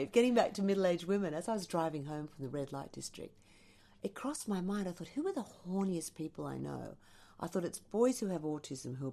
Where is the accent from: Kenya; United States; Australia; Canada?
Australia; being Australian